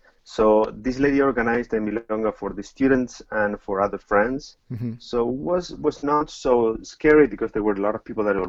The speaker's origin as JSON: {"language": "English", "region": "Buenos Aires", "country": "Argentina", "tie": "born or raised there", "said": "I'm Argentine, and yes, I grew up in Argentina"}